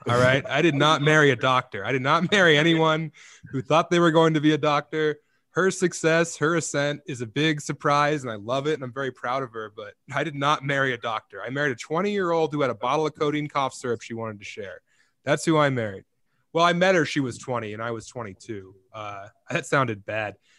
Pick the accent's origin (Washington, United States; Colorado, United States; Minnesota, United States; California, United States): Colorado, United States; Eastern Plains; moved away as an adult; also born or lived in Denver / Ithaca, New York / Las Vegas; I'm born and raised in Colorado, man. Uh, you know, on the Eastern Plains out there